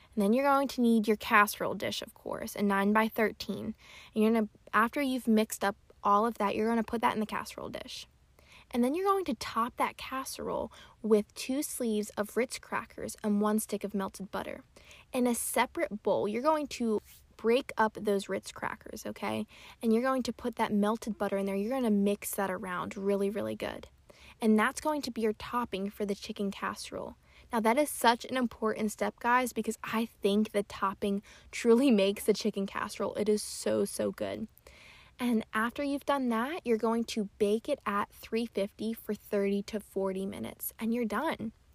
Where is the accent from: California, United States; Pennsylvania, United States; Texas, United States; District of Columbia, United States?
Pennsylvania, United States; moved away; my family is in Pennsylvania. I'm from Pennsylvania and they're still there